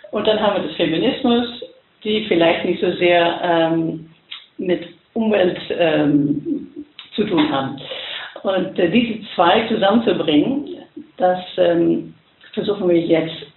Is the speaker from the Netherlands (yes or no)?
yes; Netherlands; German is a second language; ich bin die internationale Direktorin von der ECF und ich bin Holländerin, das werdet ihr vielleicht hören.